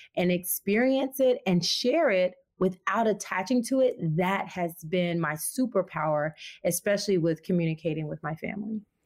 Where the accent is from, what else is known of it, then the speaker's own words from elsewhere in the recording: the South, United States; moved away; growing up in the South